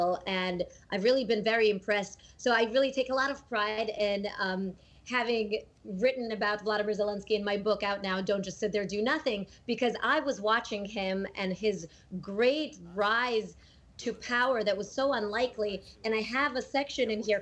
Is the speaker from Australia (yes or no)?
no; Latvia; first language Russian; English is a second language; moved away; I was born in Latvia